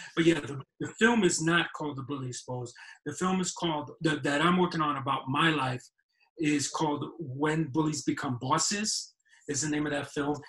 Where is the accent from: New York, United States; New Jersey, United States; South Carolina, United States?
New York, United States; New York City; moved away; I was born and raised in New York City Mount Sinai Hospital